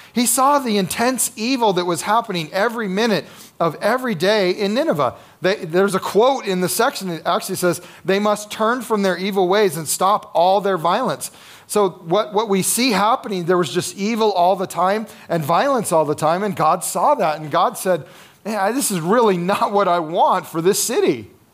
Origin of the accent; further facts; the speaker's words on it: United States; one of our challenges as Americans